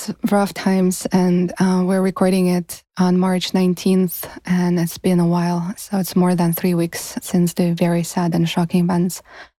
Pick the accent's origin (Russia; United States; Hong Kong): Russia; Moscow; moved away as an adult; now in Montreal, Canada; I grew up in Moscow and left Russia almost 10 years ago, for many reasons, including my political views.